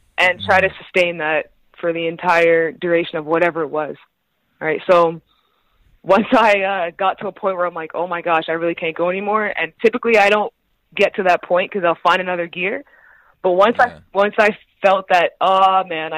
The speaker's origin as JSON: {"language": "English", "country": "Canada", "also_born_or_lived": "Pittsburgh, United States / Italy", "said": "I was Canadian"}